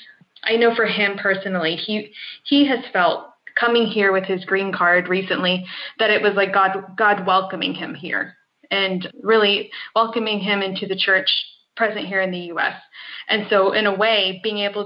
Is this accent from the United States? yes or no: yes; United States; I'm from the United States.